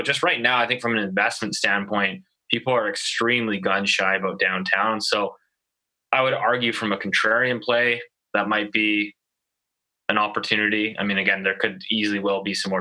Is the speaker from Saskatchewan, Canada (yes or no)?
no; Richmond, British Columbia, Canada; now in Vancouver, Canada; I grew up in Richmond, so I still get some stuff there.